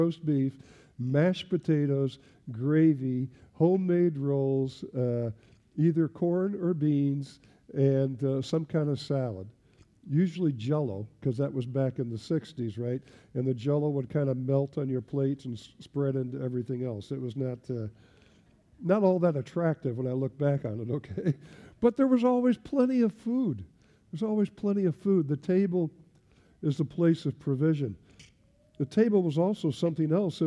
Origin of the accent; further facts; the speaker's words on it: Lincoln, Nebraska, United States; moved away as an adult; also born or lived in Belgium; I grew up in Nebraska, as I said, and I grew up in in Lincoln, Nebraska